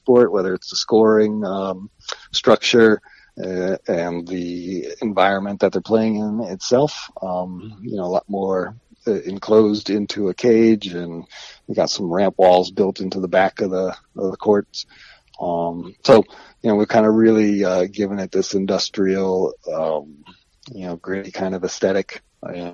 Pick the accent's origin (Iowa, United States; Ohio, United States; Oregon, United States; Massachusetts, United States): Ohio, United States; moved away as an adult; now in New York, United States; from being a kid growing up in Ohio